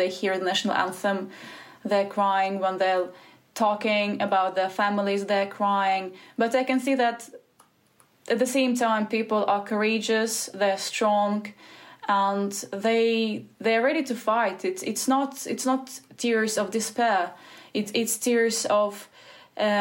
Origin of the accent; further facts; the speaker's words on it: Shyrokyne, Donetsk Oblast, Ukraine; moved away as an adult; also born or lived in Kyiv, Ukraine; now in Stockholm, Sweden; Originally, I'm from Shirokino. I was born in Shirokino.